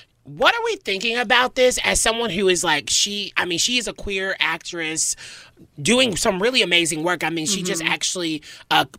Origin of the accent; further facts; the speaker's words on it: Illinois, United States; I'm from Illinois